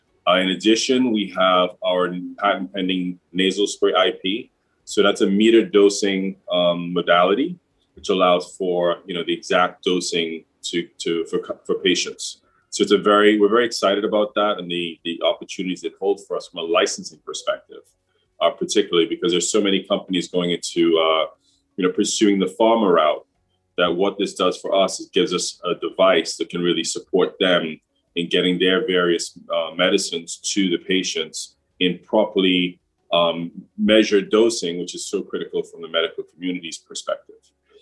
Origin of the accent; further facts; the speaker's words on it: England, United Kingdom; also born or lived in Trinidad and Tobago; So I'm originally from Trinidad and Tobago, another island here in the Caribbean. Not as tourism friendly, but certainly, from an energy perspective and manufacturing perspective, Trinidad has always been very progressive in relative terms. From there, I grew up in England